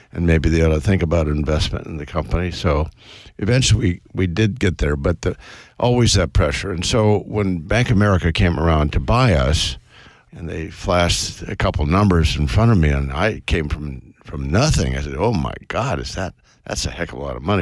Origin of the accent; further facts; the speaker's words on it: West Coast, United States; I was brought up on the West Coast